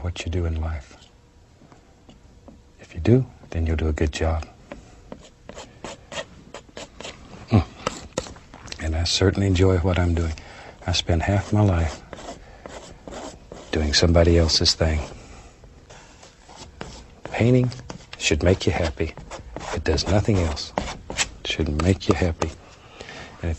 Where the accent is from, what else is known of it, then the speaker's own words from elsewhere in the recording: Florida, United States; moved away as an adult; also born or lived in Alaska; I was born and raised in Florida, and I was almost 20 years old before I ever saw snow